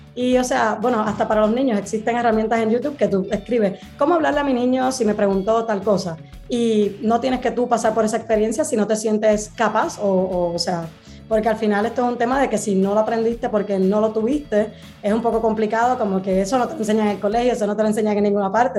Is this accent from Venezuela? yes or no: no; Puerto Rico; now in Madrid, Spain; estoy en Madrid, España, pero soy original de Puerto Rico